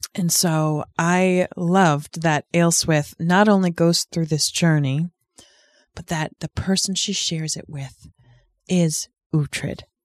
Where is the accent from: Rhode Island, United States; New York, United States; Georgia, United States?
Rhode Island, United States; I'm from Rhode Island, one of the original thirteen